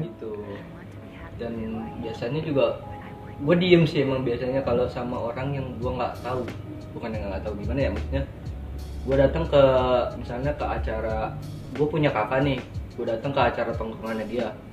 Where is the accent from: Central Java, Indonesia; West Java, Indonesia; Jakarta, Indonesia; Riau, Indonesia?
Jakarta, Indonesia; now in Bali, Indonesia; gue dari Jakarta sih sebenarnya cuman sekarang ini lagi tinggal di Bali